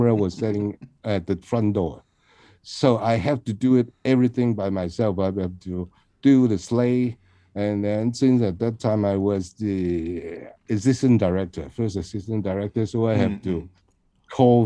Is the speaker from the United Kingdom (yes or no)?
no; Hong Kong; from Hong Kong